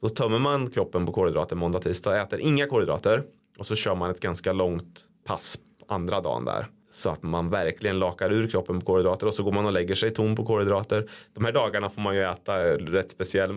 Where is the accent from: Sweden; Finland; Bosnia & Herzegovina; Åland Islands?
Sweden; Degerfors, Örebro County; Jag är från Degerfors